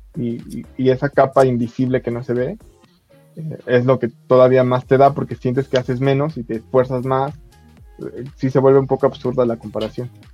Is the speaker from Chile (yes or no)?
no; Mexico; como buen mexicano